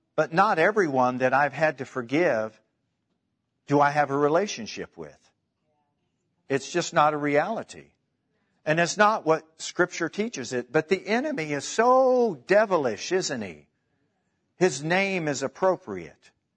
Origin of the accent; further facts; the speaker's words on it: Kansas City, Missouri, United States; I'm from Kansas City